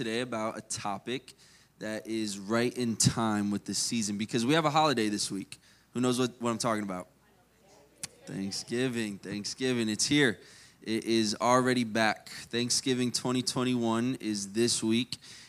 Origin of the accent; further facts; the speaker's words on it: Maryland, United States; born there; And I'm actually from, I was born in Maryland, so I was born up north and lived here most of my life, but I like the cold.